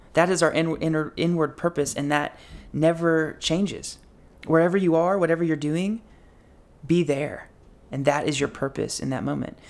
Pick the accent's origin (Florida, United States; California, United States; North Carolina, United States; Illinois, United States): North Carolina, United States; Boone; I'm wanting to go here in my hometown to App State to get a Master of Social Work.